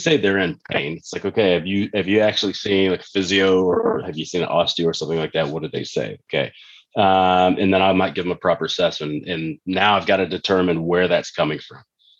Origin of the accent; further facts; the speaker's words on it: Texas, United States; when I was growing up in Texas, it was really common, like it is in most countries